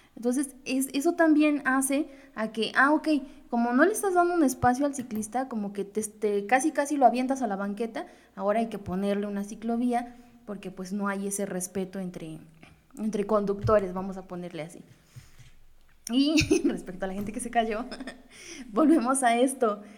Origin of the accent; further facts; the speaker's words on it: Mexico; como típico mexicano